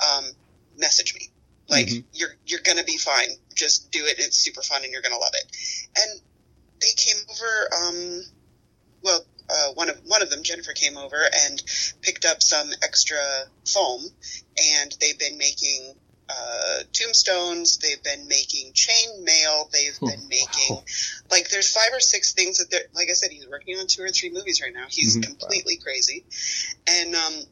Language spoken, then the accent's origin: English; Minnesota, United States; we are from Minnesota here